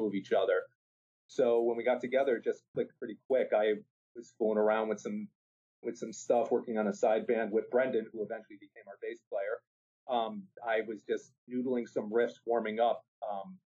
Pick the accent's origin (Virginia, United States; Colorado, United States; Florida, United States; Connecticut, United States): Connecticut, United States; New Haven; I'm from New Haven, Connecticut originally.